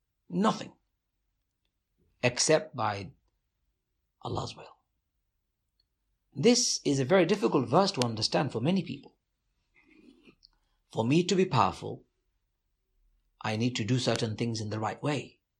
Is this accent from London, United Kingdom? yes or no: yes; London, United Kingdom; So I was born over there, but very soon I came back to the UK. So I was in the UK. Growing up in the East End of London was not just terrifying, but brutalizing.